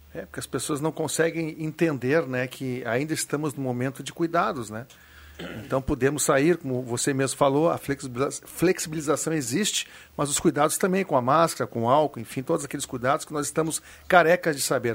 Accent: Porto Alegre, Rio Grande do Sul, Brazil; onde eu me criei ali

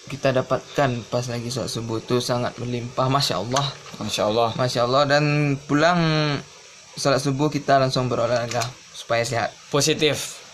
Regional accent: Batusangkar, West Sumatra, Indonesia; asal saya dari Batu Sangkar

